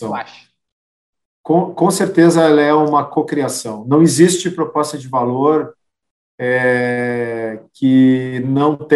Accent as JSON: {"language": "Portuguese", "region": "Rio Grande do Sul", "country": "Brazil", "said": "e aí, até pela forma como nós gaúchos somos, né, que as coisas daqui são melhores que as coisas de lá."}